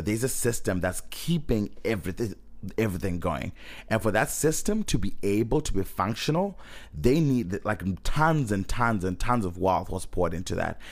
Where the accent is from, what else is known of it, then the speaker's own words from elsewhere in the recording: Zimbabwe; moved away; I'm coming from Zimbabwe